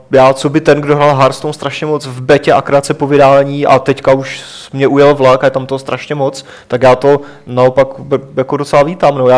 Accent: Moravia, Czechia; už mi to tak šlo prostě, že, že teda u nás na Moravě, jo

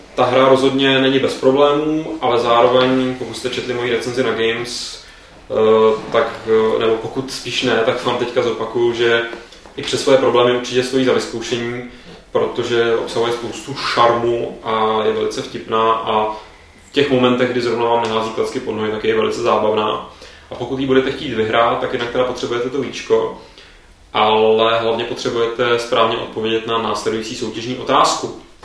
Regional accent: Prague, Czechia; jsem Pražák

